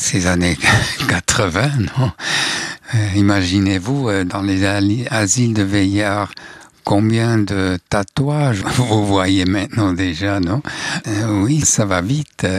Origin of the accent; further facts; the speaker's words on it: Switzerland; accent: Swiss German; first language Swiss German; French is a second language; j'écris les, euh, chansons en suisse alémanique. Ça, c'est ma langue maternelle